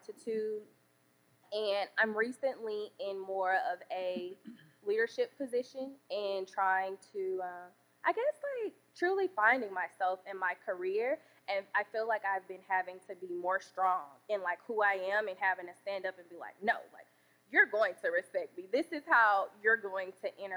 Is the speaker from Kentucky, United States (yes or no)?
no; Birmingham, Alabama, United States; accent: Southern drawl; also born or lived in Washington, D.C.; now in St. Louis, United States; I am from Birmingham, Alabama. I grew up in the hood